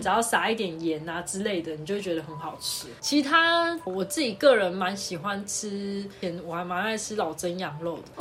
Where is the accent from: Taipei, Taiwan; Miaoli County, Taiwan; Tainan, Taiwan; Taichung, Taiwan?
Tainan, Taiwan; 因为我们是台南人